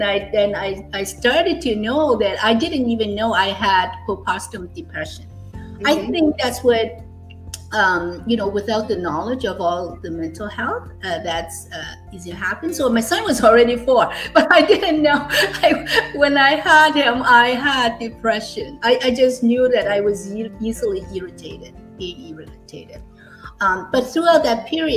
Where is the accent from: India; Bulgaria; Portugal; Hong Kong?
Hong Kong; moved away as an adult; now in Canada; I actually was born and raised in Hong Kong. I finished high school, I came to Canada for higher education for university